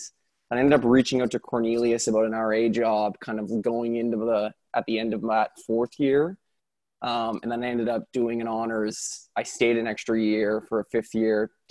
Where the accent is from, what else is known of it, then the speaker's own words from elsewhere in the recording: Halifax, Nova Scotia, Canada; I'm from Halifax, Nova Scotia